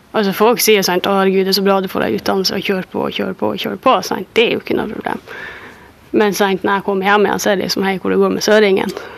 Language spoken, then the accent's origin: Norwegian; Finnmark, Norway; now in Oslo, Norway; Jeg sier 'fra Finnmark'